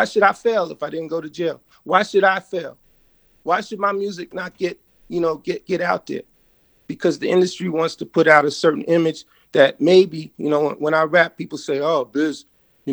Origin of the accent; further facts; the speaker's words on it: New York City, New York, United States; also born or lived in Freeport, Long Island, New York; Grew up in Brooklyn and Freeport, Long Island